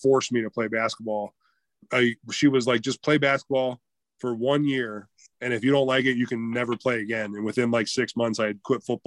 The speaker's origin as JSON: {"language": "English", "town": "Canton", "region": "Ohio", "country": "United States", "tie": "born or raised there", "said": "I was born in Canton, Ohio"}